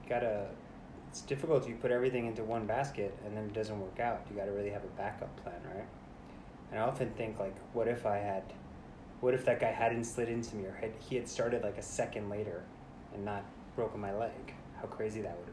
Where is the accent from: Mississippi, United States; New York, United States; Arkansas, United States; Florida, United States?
New York, United States; New York City; I was born in the Bronx, New York